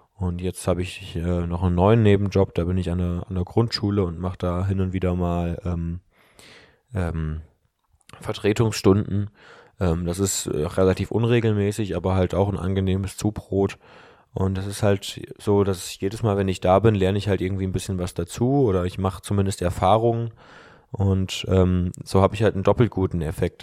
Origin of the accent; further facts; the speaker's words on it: the West, West Germany, Germany; bei uns im Westen